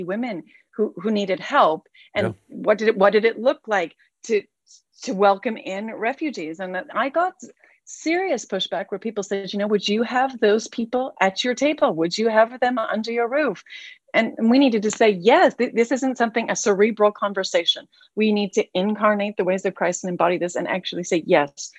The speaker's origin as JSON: {"language": "English", "country": "Canada", "said": "we're from Canada. I'm a farmer's wife. We live in a really rural part of the world"}